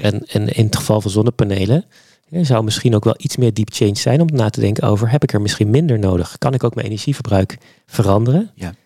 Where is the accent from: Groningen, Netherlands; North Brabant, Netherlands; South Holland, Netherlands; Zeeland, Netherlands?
Zeeland, Netherlands; ik kom uit Zeeland. Eh, opgegroeid met een vader